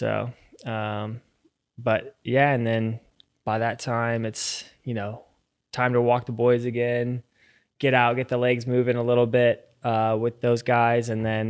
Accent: Virginia Beach, Virginia, United States; born or raised there

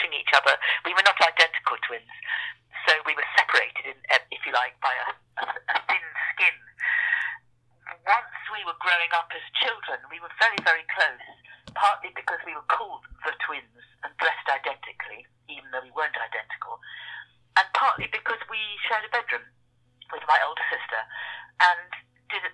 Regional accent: Edgware, London, United Kingdom; also born or lived in Bangkok, Thailand; we grew up on the far edges of Edgware, which was quite a rural suburb, the bit where we lived

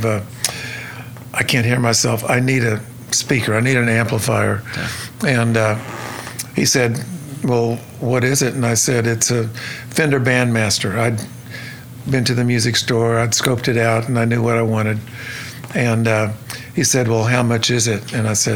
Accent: Stillwater, Oklahoma, United States; I was born and raised in Stillwater, Oklahoma.

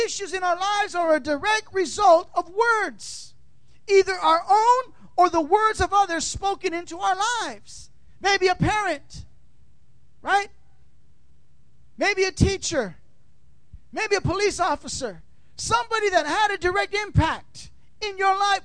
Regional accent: California, United States; moved away; also born or lived in Tampa, Florida; I'm from California

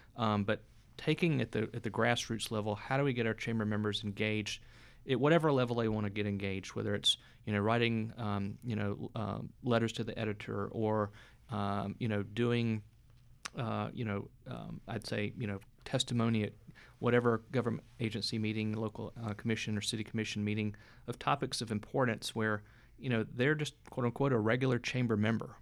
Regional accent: North Carolina, United States; moved away as an adult; also born or lived in Atlanta; now in Tallahassee, United States; I grew up in North Carolina

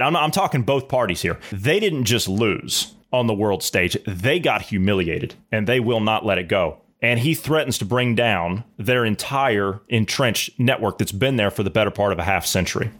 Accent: United States; us as the American people

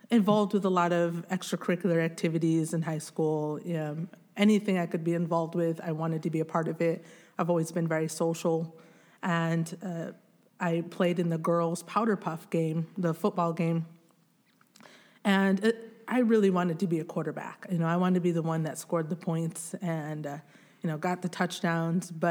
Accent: DR Congo; born there; So I was born in the Democratic Republic of the Congo in a mud hut.

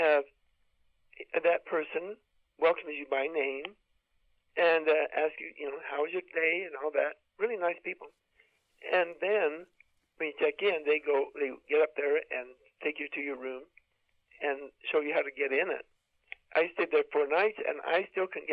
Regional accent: United States; being American and being an adventure outdoor person

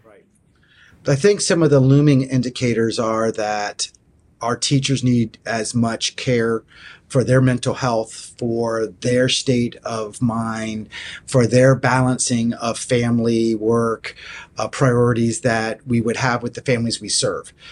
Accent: Florida, United States; moved away; I grew up in Florida

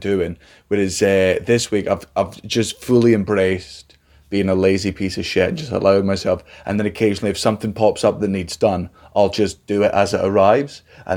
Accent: Scotland, United Kingdom; moved away; coming from growing up in Scotland

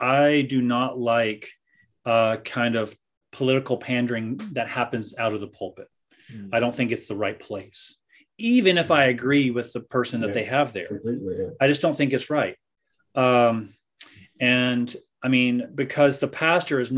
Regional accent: United States; moved away; I'm an American

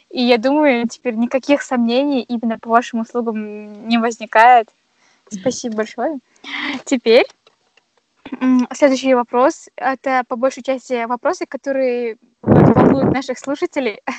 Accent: Kazakhstan; ну это мы же казахи до конца

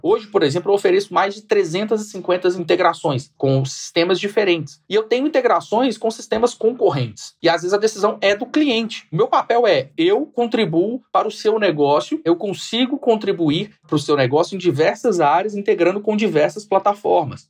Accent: Minas Gerais, Brazil; now in São Paulo, Brazil; eu sou mineiro, vocês não devem ter reparado pelo sotaque, mas eu sou mineiro

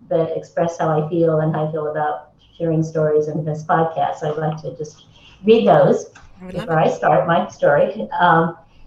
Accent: Lexington, Massachusetts, United States; moved away; also born or lived in Los Angeles / Española; I grew up in mostly in Lexington, Massachusetts, on the East Coast

